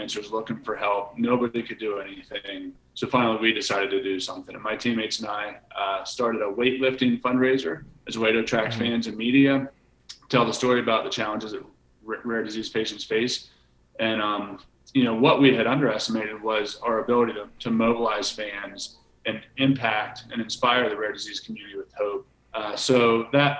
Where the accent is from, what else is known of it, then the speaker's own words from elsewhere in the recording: Enola, Pennsylvania, United States; I grew up in Enola, Pennsylvania.